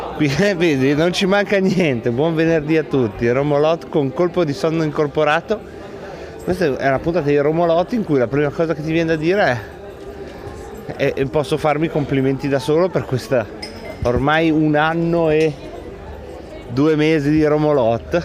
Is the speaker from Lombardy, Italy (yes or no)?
yes; province of Varese, Lombardy, Italy; dalle nostre parti della provincia di Varese